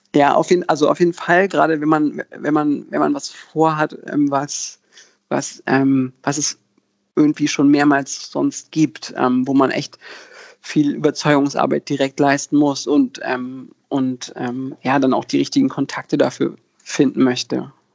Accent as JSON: {"language": "German", "region": "Berlin", "country": "Germany", "tie": "born or raised there", "said": "ich bin in Berlin geboren und hier aufgewachsen"}